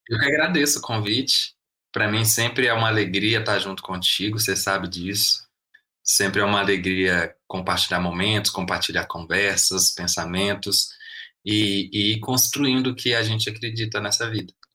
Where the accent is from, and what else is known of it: Belo Horizonte, Minas Gerais, Brazil; born or raised there